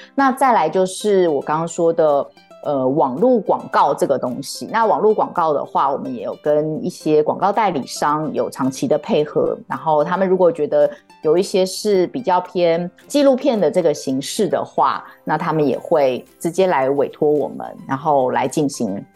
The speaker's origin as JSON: {"language": "Chinese", "country": "Taiwan", "tie": "born or raised there", "also_born_or_lived": "France", "said": "我自己从小就是在眷村长大"}